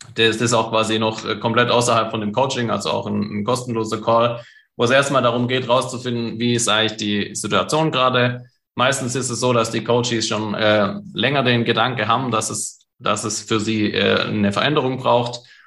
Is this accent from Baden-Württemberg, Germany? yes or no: yes; Stuttgart, Baden-Württemberg, Germany; einen guten Stuttgarter